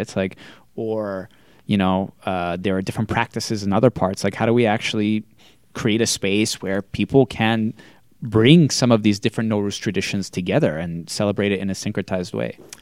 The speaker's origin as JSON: {"language": "English", "town": "Andover", "region": "Massachusetts", "country": "United States", "tie": "born or raised there", "said": "I grew up in Andover, Massachusetts"}